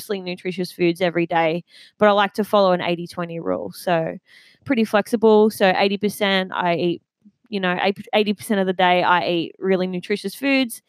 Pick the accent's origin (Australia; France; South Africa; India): Australia; Maitland, New South Wales; I grew up in the Maitland area.